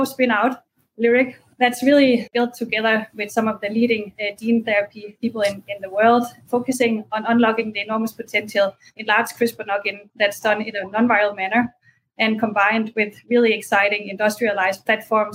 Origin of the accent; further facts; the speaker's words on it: Denmark; moved away as an adult; also born or lived in Berkeley, United States / Paris, France; I'm originally from Denmark